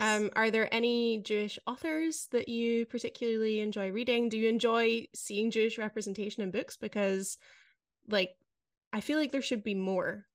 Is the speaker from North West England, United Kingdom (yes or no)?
no; Scotland, United Kingdom; moved away as an adult; now in Netherlands; I grew up in Scotland